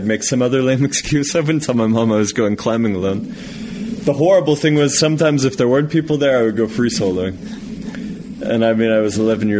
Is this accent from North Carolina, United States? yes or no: no; New Mexico, United States; You know, I grew up in New Mexico. I loved climbing.